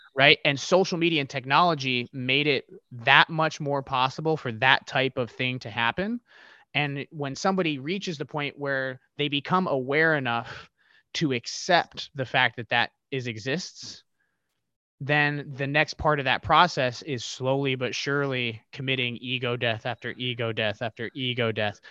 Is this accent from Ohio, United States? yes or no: yes; Ohio, United States; I grew up in the Midwest, uh, here in, in Ohio